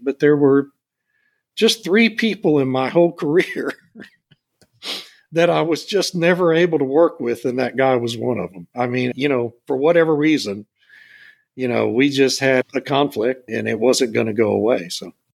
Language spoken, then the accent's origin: English; Beeville, Texas, United States; my hometown of Beeville